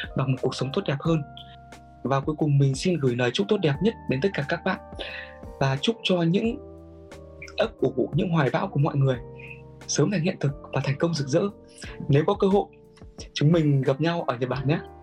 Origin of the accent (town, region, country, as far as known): Vietnam; now in Japan